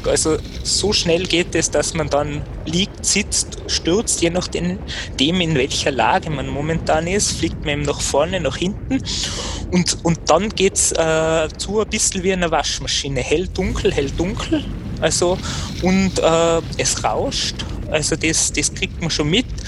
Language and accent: German; Kitzbühel, Tyrol, Austria; ich komme ja aus Kitzbühel